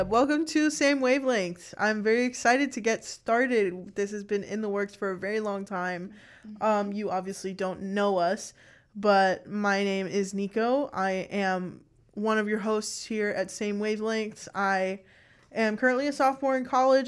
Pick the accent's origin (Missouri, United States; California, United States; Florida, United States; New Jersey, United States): Florida, United States; Miami; I'm also from Miami. We're both from South Florida.